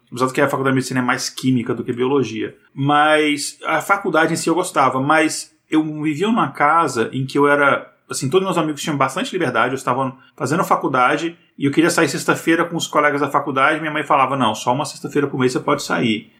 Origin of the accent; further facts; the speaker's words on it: Brasília, Federal District, Brazil; moved away as an adult; also born or lived in Boa Vista, Roraima; eu sou de Brasília